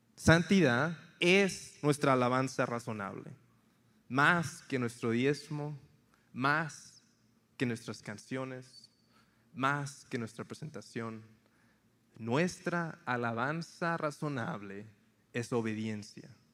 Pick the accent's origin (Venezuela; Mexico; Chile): Mexico; Tampico, Tamaulipas; moved away as an adult; also born or lived in Monterrey, Nuevo León / San Antonio, Texas; now in United States; crecí en una ciudad en la costa este, Tampico, Tamaulipas